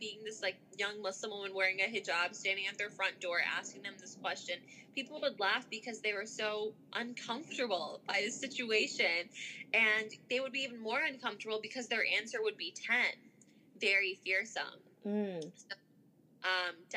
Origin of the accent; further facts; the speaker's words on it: Chicago, Illinois, United States; also born or lived in Skokie; I am a Skokie and Chicago native, was born and raised in Chicago, went to school in Chicago, and currently live here.